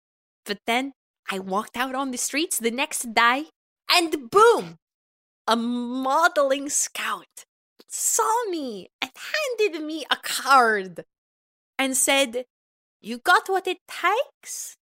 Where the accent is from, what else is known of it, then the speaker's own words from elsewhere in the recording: Bloomington, Indiana, United States; Well, I can be honest about this. I am from Bloomington, Indiana.